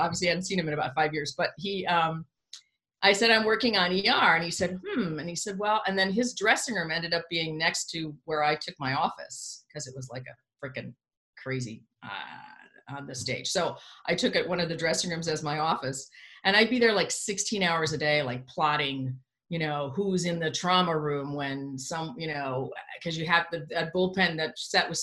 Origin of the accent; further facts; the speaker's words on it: Chicago, Illinois, United States; I'm from Chicago, from the Midwest, from Chicago